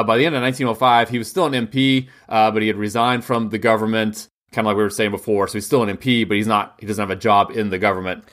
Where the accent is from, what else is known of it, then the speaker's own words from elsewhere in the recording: United States; as an American